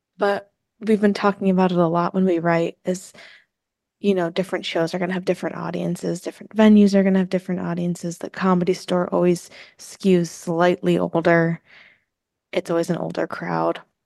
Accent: New Jersey, United States; since I'm from New Jersey

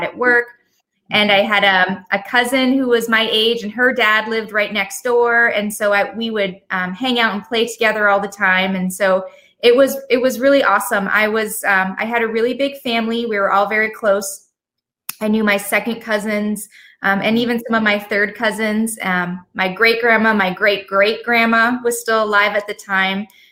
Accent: Leamington, Ontario, Canada; moved away as an adult; now in United States; I was born in Leamington, Ontario, Canada. So I'm from Canada originally. I grew up in a small town right on Lake Erie.

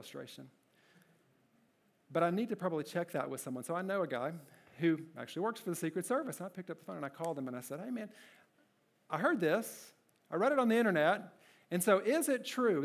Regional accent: Kentucky, United States; My first job, I worked at a gas station in my hometown in Kentucky

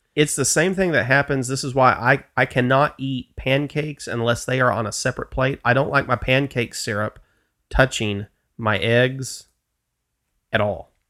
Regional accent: the South, United States; I'm from the South

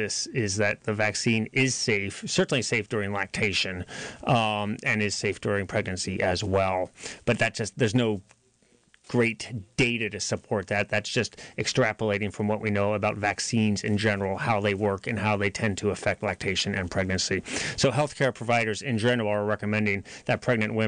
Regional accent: Boonville, California, United States; moved away; also born or lived in Nashville, Tennessee; I'm from Boonville, but I lived in Nashville for 10 years

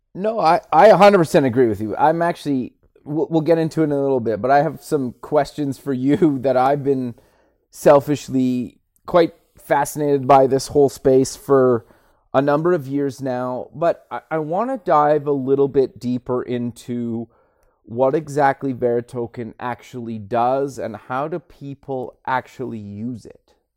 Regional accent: Edmonton, Alberta, Canada; I'm actually born and raised and still live actually in Edmonton

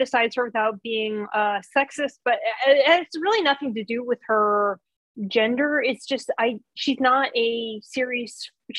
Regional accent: California, United States; I'm from California

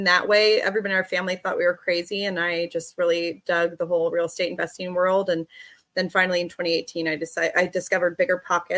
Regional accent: Bay Area, California, United States; moved away as an adult; also born or lived in Sonoma County, California; now in Boise, United States; born and raised in the Bay Area

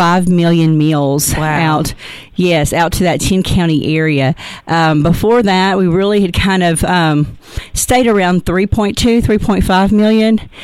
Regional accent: Texarkana, Arkansas, United States; also born or lived in Ashdown, Arkansas / Little Rock, Arkansas / Conway, Arkansas; I was born and raised in Texarkana and moved to Ashdown when I was in high school

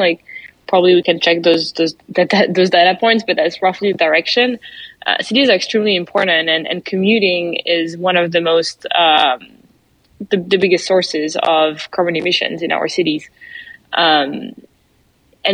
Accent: France; accent: French; English is a second language; moved away as an adult; now in United States; you probably noticed my accent already. I'm French and I arrived in the US 6-7 years ago now.

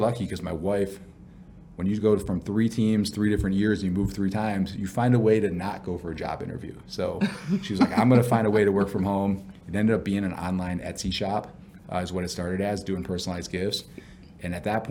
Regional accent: Buffalo, New York, United States; I grew up in Buffalo, New York

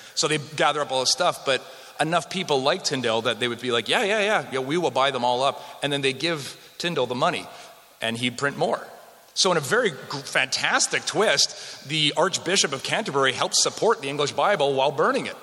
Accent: Western Canada, Canada; moved away; I grew up in Western Canada

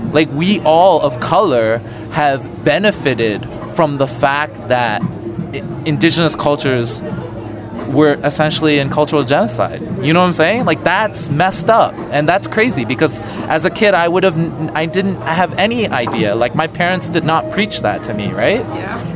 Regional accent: Canada; growing up in Canada

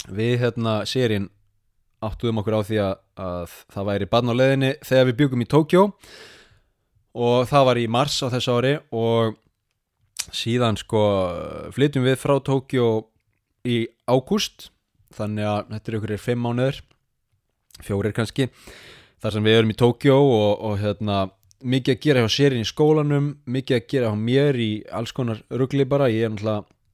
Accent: Iceland; moved away as an adult; now in Sapporo, Japan; ég er nú frá Íslandi

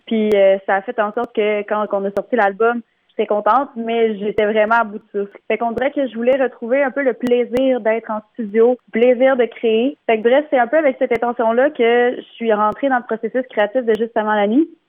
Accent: Bas-Saint-Laurent, Quebec, Canada; je viens euh, du Bas-Saint-Laurent

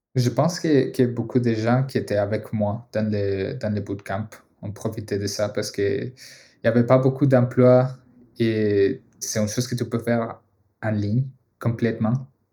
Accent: Colombia; French is a second language; moved away as an adult; also born or lived in United States / Boston; now in Montreal, Canada; je viens de la Colombie

